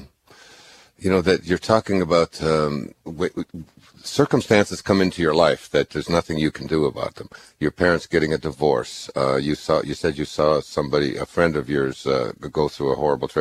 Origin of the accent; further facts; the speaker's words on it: Michigan, United States; I grew up in Michigan